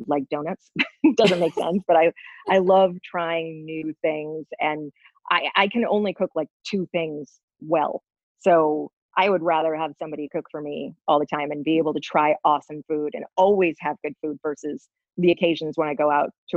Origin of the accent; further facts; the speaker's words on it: Minnesota, United States; now in Los Angeles, United States; I grew up in Minnesota